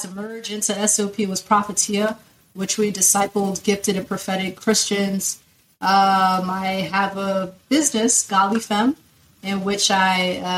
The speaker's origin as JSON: {"language": "English", "region": "Lagos", "country": "Nigeria", "tie": "born there", "accent": "Nigerian", "said": "Um, I was born in Lagos, Nigeria. Omo Lagosian."}